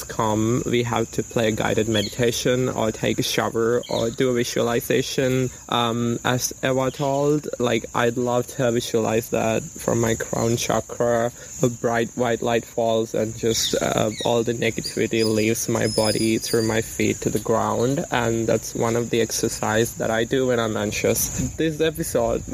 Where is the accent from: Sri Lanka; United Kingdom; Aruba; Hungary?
Sri Lanka; I'm 18 years old and I come from Sri Lanka